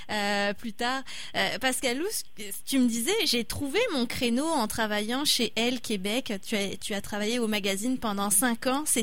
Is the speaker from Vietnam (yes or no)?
no; France; je suis française